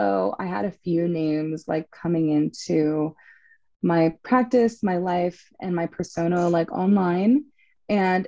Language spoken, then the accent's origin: English; Los Angeles, California, United States; moved away as an adult; now in San Diego, United States; I also was born and raised in Los Angeles